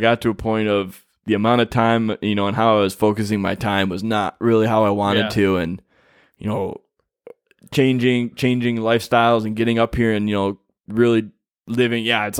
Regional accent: Michigan, United States; we're from Michigan, where we're like, rocks.

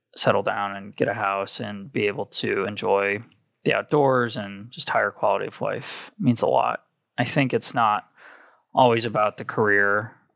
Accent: outside Detroit, Michigan, United States; moved away as an adult; Growing up outside Detroit, my family had always worked for Ford for almost four generations

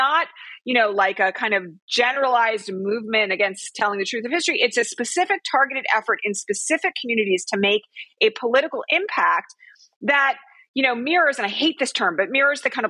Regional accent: Bucks County, Pennsylvania, United States; now in California, United States; I'm originally from Bucks County, Pennsylvania

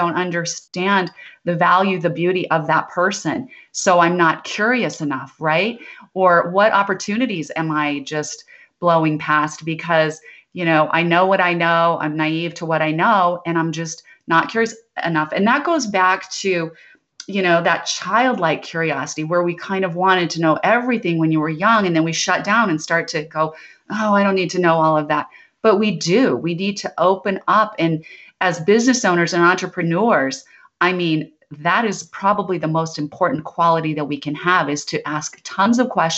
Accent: Idaho, United States; But I grew up in Idaho where we had a lot of potatoes, but no mangoes.

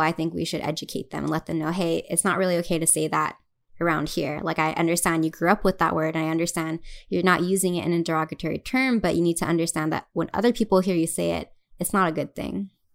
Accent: Hawaii, United States; moved away as an adult; now in Los Angeles, United States; since we're from Hawaii

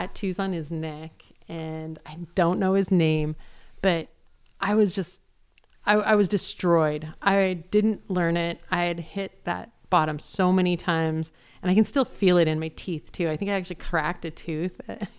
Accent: Great Falls, Montana, United States; now in Boise, United States; I mean, I came from Great Falls, Montana.

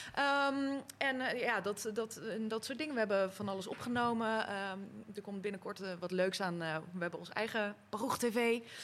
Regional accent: Rotterdam, South Holland, Netherlands; Ik kom uit Rotterdam

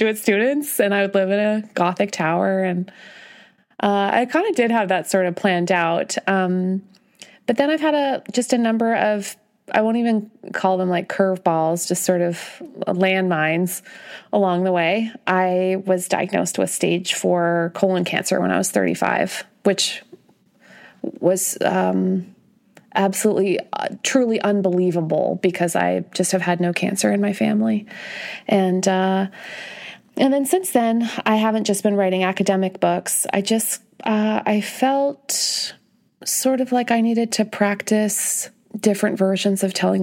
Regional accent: Canada; moved away; I'm the kind of Canadian who brings it up this early, I guess, in the conversation. So I'm from Canada

